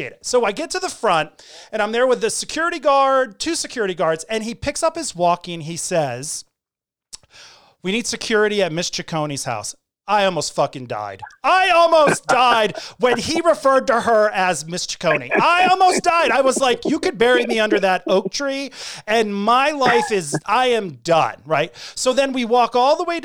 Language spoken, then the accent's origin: English; Hartford, Connecticut, United States; When I grew up in Hartford, Connecticut, a lot of the kids in my neighborhood were Portuguese